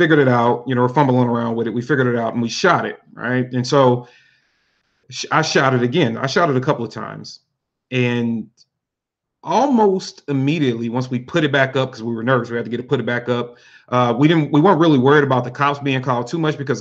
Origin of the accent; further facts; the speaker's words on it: St. Louis, Missouri, United States; Louis, Missouri, born and raised, pretty much left a couple of times, but I'm a pretty much a hometown boy